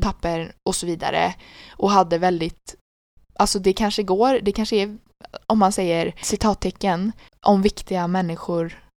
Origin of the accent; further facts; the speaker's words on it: Sweden; Jag bara Sweden